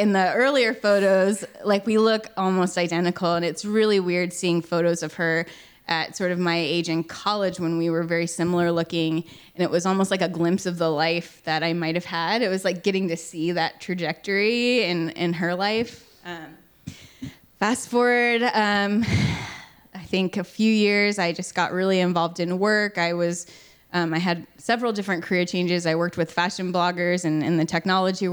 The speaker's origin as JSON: {"language": "English", "region": "Texas", "country": "United States", "tie": "born or raised there", "also_born_or_lived": "South Korea", "said": "my adoption experience growing up in Texas"}